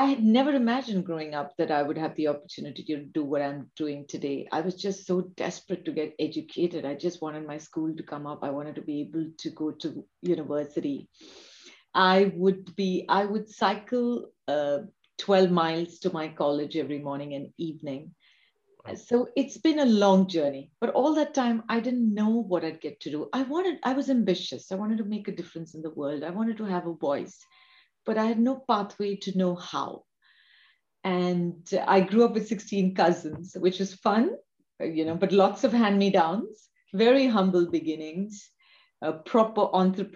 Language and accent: English; Kolhapur, Maharashtra, India; now in London, United Kingdom; I grew up in Kolhapur, small place.